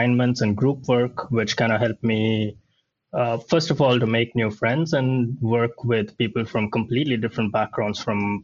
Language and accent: English; Bangalore, Karnataka, India; moved away as an adult; now in Sweden; I come from India and from Bangalore, the south of India